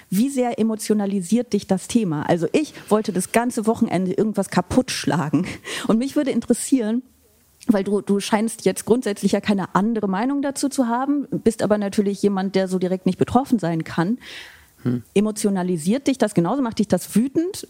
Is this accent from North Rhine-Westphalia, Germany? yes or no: yes; Aachen, North Rhine-Westphalia, Germany; moved away; meine Heimatstadt äh, Aachen, aus der ich ja ursprünglich komme